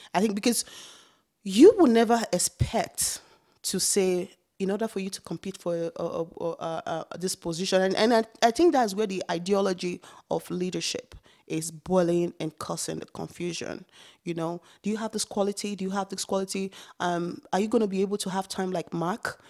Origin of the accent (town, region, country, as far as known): Nigeria; born or raised there; moved away as an adult; now in Canada